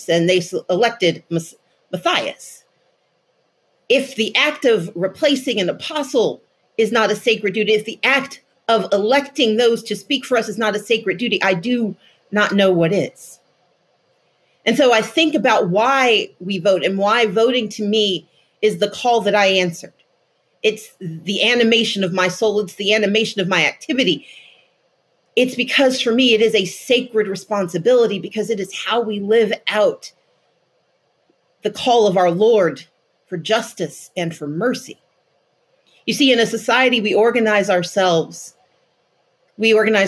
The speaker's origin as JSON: {"language": "English", "region": "Mississippi", "country": "United States", "tie": "born or raised there", "said": "I grew up in Mississippi"}